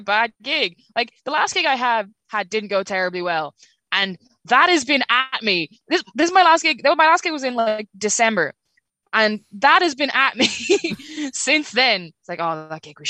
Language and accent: English; Skerries, Leinster, Ireland; I'm trying to look into starting my own club as well in Skerries, because there's not a lot here. That's my hometown.